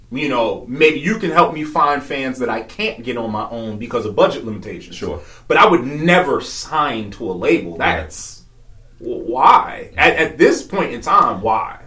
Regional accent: New York, United States; moved away as an adult; also born or lived in Virginia; I originally was born and raised in New York. Grew up there

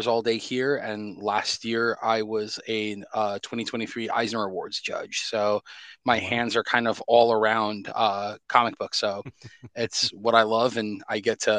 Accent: New York City, New York, United States; I'm born and raised in New York City

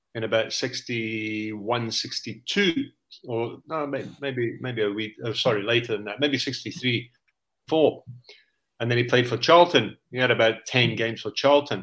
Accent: South Africa; moved away; also born or lived in Stockholm, Sweden; I was two or three years old when my dad went out to South Africa.

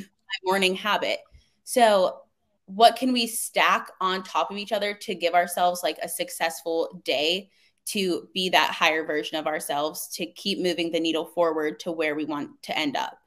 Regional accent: Coraopolis, Pennsylvania, United States; I'm from Pittsburgh, a really small town, unlike the outskirts. It's called Coriopolis.

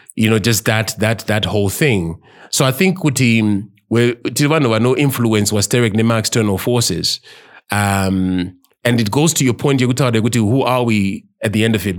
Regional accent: Zimbabwe; As Mazimbabweans.

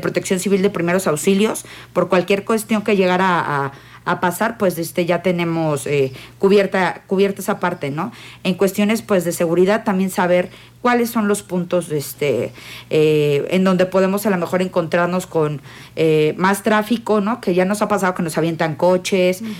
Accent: Querétaro, Mexico; Yo soy queretana

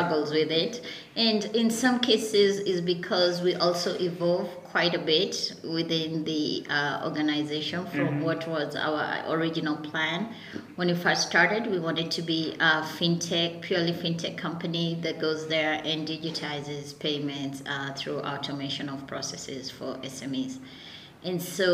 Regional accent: Nairobi, Kenya; I grew up in Nairobi. I was born and raised in Kasarani.

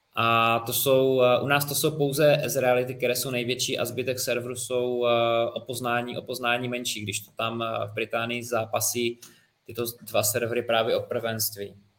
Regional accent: Czechia; u nás v České republice

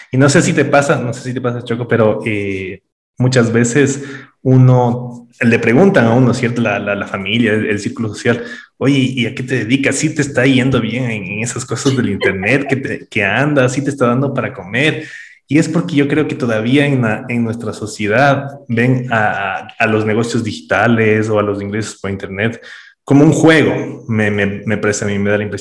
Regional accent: Quito, Pichincha, Ecuador; Claro, yo soy de Quito también.

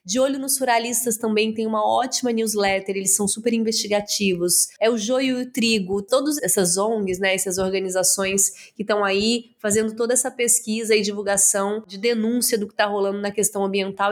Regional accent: Araguari, Minas Gerais, Brazil; moved away; eu sou do interior de Minas Gerais, de Araguari. Saí de lá muito nova

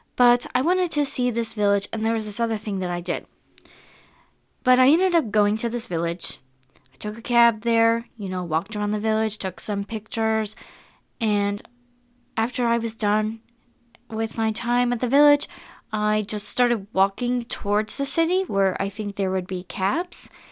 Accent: United States; I am an American girl

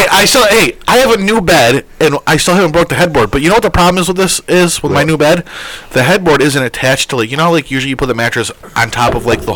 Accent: New York, United States; Because last time I checked, I was born in New York State.

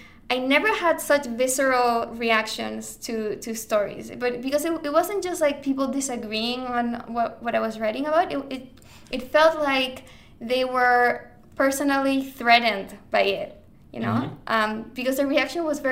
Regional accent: Santiago, Santiago Metropolitan Region, Chile; moved away as an adult; also born or lived in Miami / Chicago / New York / Buenos Aires; I'm Chilean. I was born in Santiago. I spent most of my childhood in Chile, but I also lived in Miami for a couple of years when I was growing up

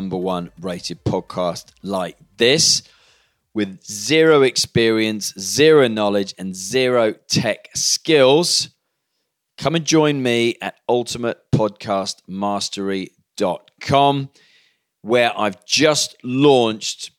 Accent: Cardiff, Wales, United Kingdom; I grew up watching play in Cardiff on the terraces.

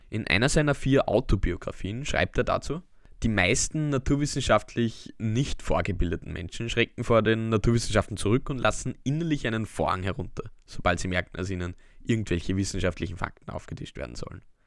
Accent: Austria; unsere Heimat

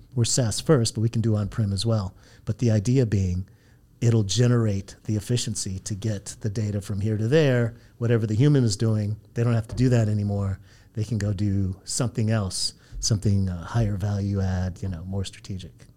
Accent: Santa Ana, California, United States; also born or lived in San Diego; now in Los Angeles, United States; I grew up in Santa Ana down the road

